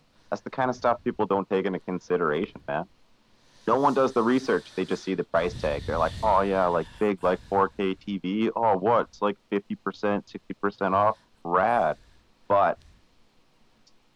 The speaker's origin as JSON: {"language": "English", "country": "Canada", "said": "us Canadians"}